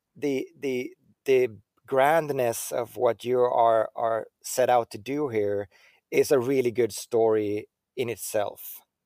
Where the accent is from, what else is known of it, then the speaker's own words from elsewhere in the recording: Sweden; I come from Sweden